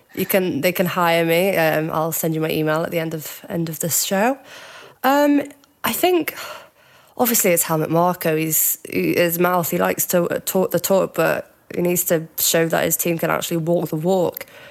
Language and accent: English; Cheshire, North West England, United Kingdom; now in Glasgow, United Kingdom; I am actually from Cheshire near Liverpool, but I'm up in Glasgow